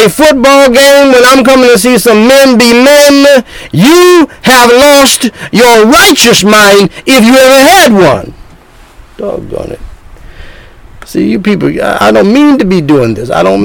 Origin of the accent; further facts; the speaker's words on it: North Carolina, United States; moved away; my home state, one of my home states, North Kakalaki, in the South